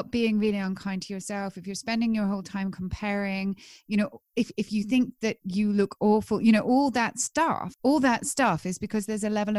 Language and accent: English; England, United Kingdom; I'm English